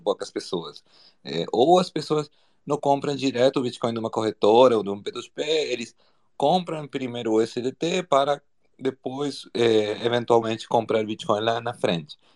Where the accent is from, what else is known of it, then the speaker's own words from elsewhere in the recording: Argentina; Portuguese is a second language; now in Brazil; eu sou argentino